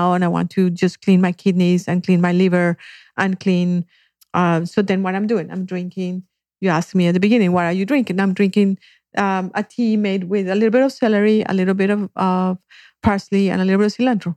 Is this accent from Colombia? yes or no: yes; Colombia; moved away; I grew up in Colombia